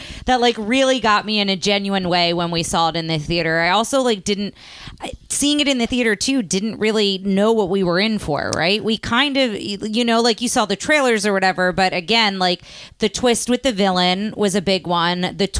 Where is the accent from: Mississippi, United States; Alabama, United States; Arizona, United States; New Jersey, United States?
New Jersey, United States; now in Texas, United States; I grew up in New Jersey